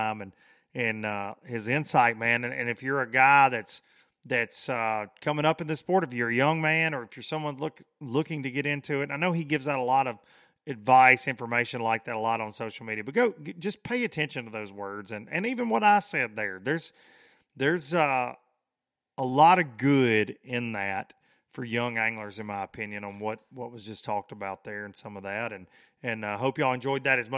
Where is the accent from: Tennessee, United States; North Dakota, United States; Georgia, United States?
Tennessee, United States; a highway that runs through my hometown that goes from Chattanooga to Memphis